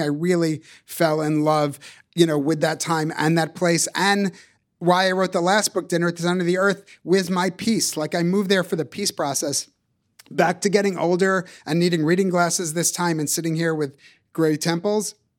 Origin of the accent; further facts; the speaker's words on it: Boston, Massachusetts, United States; accent: Boston; The only accents I ever heard are Boston.